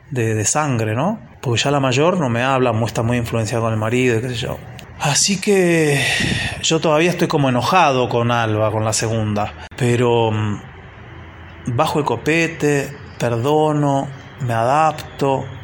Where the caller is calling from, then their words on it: Buenos Aires, Argentina; de Buenos Aires y hace unos días pasó así como un conflicto familiar